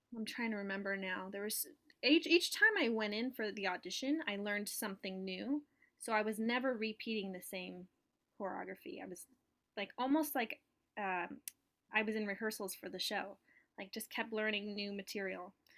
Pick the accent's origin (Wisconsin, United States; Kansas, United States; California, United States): California, United States; Southern; moved away as an adult; now in New York, United States; I'm from Southern California originally, and I was born and raised there